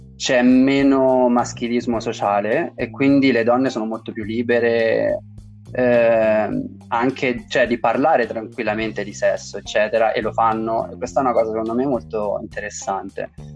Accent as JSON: {"language": "Italian", "region": "Tuscany", "country": "Italy", "said": "dalle mie parti in Toscana"}